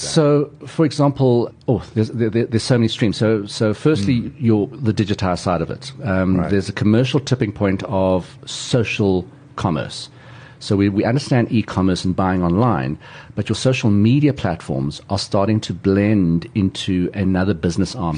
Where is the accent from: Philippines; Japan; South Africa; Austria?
South Africa; my family has been in South Africa since the late 19th century.